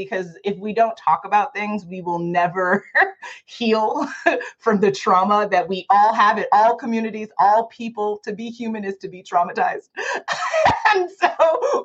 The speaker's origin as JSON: {"language": "English", "town": "New York City", "region": "New York", "country": "United States", "tie": "born or raised there", "moved": "as an adult", "lives_now": "Arizona, United States", "said": "We're from New York originally. I'm born and raised in Manhattan."}